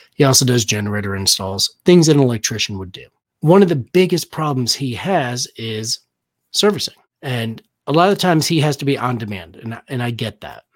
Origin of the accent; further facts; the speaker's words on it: Danbury, Connecticut, United States; moved away; I'm originally from Danbury, Connecticut